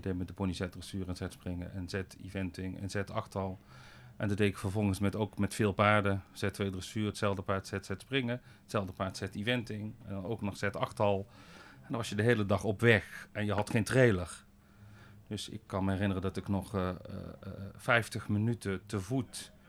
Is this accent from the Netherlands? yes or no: yes; Boxtel, North Brabant, Netherlands; ik ben in Bokstel geboren en getogen, een dorpje tussen eh, Den Bosch en Eindhoven